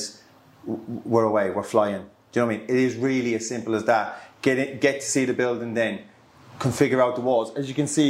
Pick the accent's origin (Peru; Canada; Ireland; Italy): Ireland; west of Ireland; now in Solihull, United Kingdom; I'm originally from Ireland, from the west of Ireland. I'm based here in Birmingham, live out of Solihull.